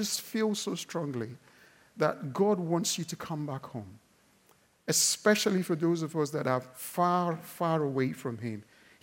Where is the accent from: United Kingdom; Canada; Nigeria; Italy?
Nigeria; I'm Nigerian